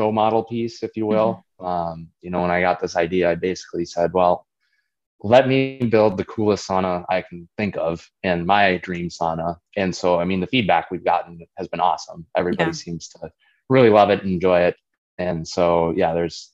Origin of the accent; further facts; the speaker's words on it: Prescott, Wisconsin, United States; I grew up basically 3 miles north of Prescott, the St. Croix Trail. So that's our family farm